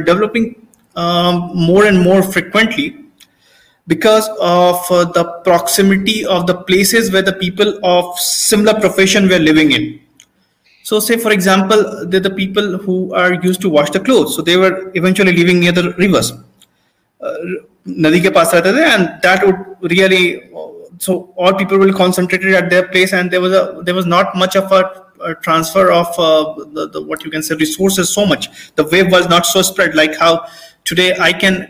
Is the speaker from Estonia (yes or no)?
no; Hazaribagh, Jharkhand, India; I come from Hazaribagh and nearby villages